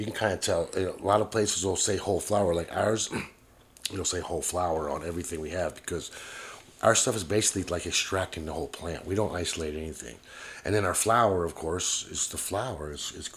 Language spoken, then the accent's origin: English; Miami, Florida, United States; I'm from Miami